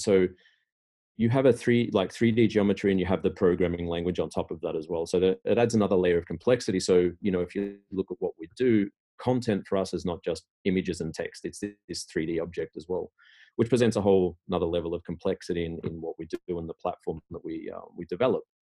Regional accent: Australia; moved away as an adult; now in Sweden; I'm originally from Australia

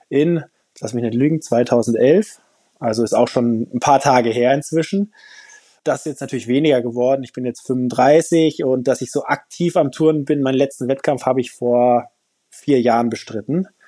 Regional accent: Hesse, Germany; weil ich komme ja auch aus Hessen, da ist das nicht ganz so leicht mit dem Skifahren.

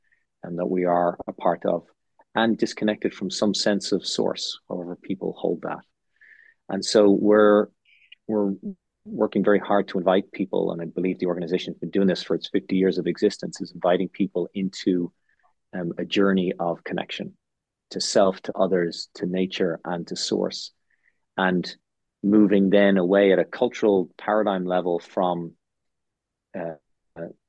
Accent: Ireland; moved away; I also went to a K through 12 school in Ireland

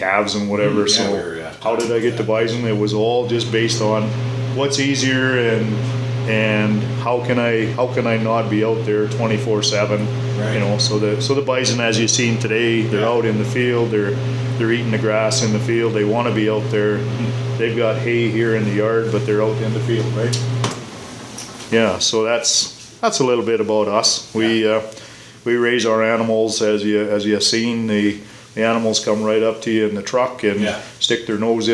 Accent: Torrington, Alberta, Canada; I grew up in the Torrington area, and which is 30 miles east of us here on a mixed grain farm

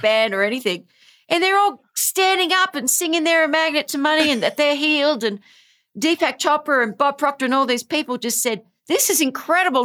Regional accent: Australia; I am from Australia.

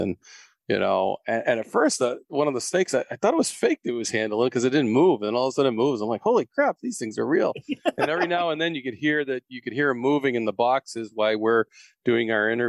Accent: Florida, United States; I'm from Florida. All you southern states could certainly say that, I guess.

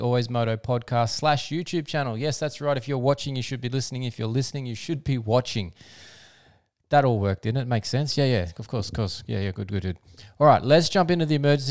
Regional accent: Australia; as an Aussie fan

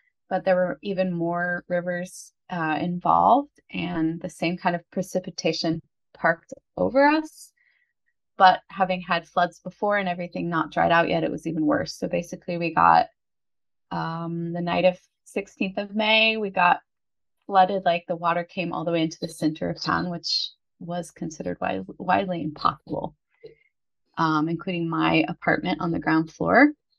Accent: Oregon, United States; moved away as an adult; also born or lived in California / Pennsylvania / Colorado; now in Italy; Because I'm a bit nomadic. So I grew up on the West Coast. I was born in California. I grew up in Oregon. First year of university I did in Oregon. And then I decided to go to Pennsylvania for a year. Then I moved to Colorado to fight wildfires.

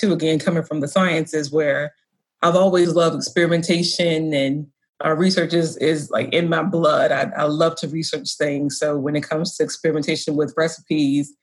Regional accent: the South, United States; moved away as an adult; also born or lived in DMV; now in Baltimore, United States; I grew up in the South. I went to school in the Deep South and decided to return to the DMV when I graduated.

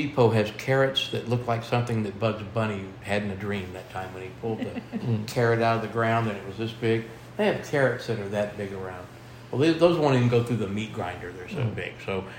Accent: Central Luzon, Philippines; I come from Pampanga, the culinary capital of the world.

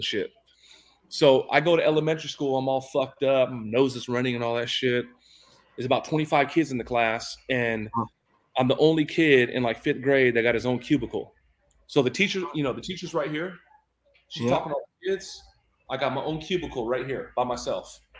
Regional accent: San Diego, California, United States; my mom was in Linda Vista, which was a poor part of San Diego

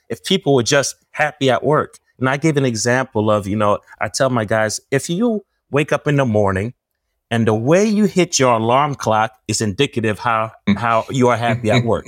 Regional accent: New Jersey, United States; I'm from Jersey.

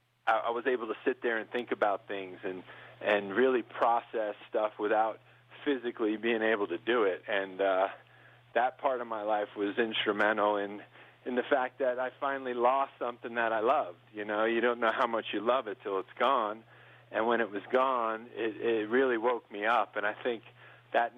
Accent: New York, United States; now in Montana, United States; I grew up in New York

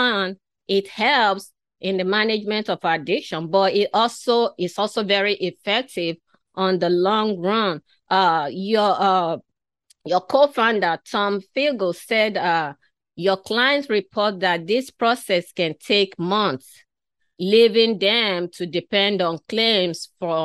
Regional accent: Nigeria; moved away; I was originally from Africa, from western part of Africa. I was born, my earlier childhood was in that community.

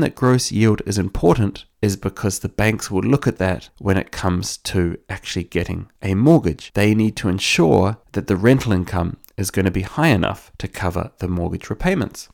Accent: New Zealand; now in Ireland; I'm from New Zealand, where we do think a lot about the direction that a house is facing

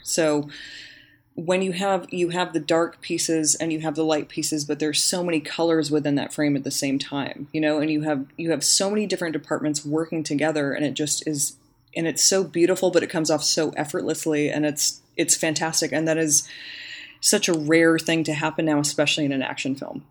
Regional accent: the Valley, Northern California, United States; born or raised there

